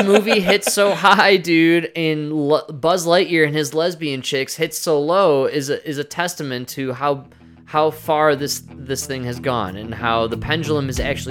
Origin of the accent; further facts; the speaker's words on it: United States; As an American